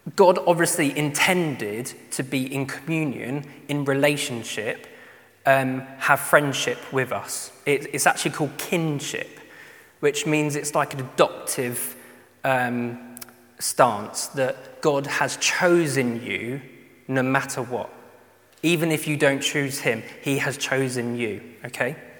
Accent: United Kingdom; especially being British

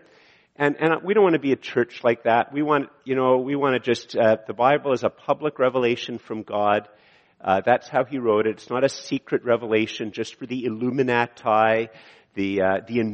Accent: Canada; I'm a Canadian

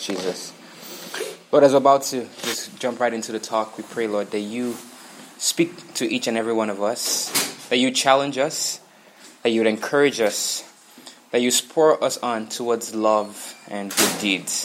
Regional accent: Abuja, Federal Capital Territory, Nigeria; moved away as an adult; now in United States; I was born and raised in Abuja, Nigeria.

